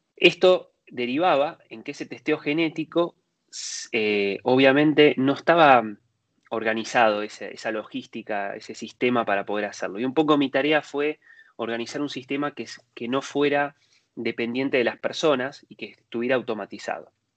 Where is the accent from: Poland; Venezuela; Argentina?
Argentina; moved away as an adult; now in Spain; yo soy nacido en Argentina, ahora estoy viviendo hace unos años en, España